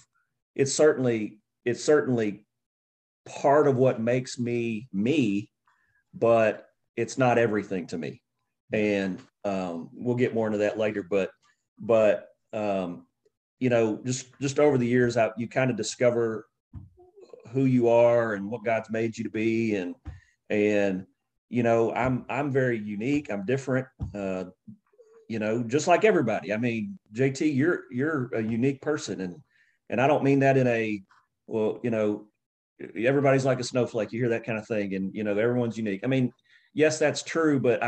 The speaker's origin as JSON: {"language": "English", "town": "Nashville", "region": "Tennessee", "country": "United States", "tie": "born or raised there", "said": "I grew up in Nashville, Tennessee"}